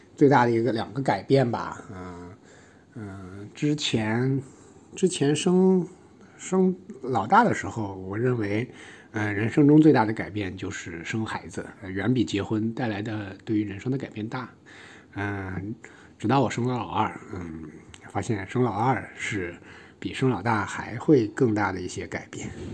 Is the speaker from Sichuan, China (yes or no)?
no; Taiyuan, Shanxi, China; moved away as an adult; now in Shanghai, China; 一个出生于龙城太原，十九岁以后因为学业所迫流落到上海的一个普通程序员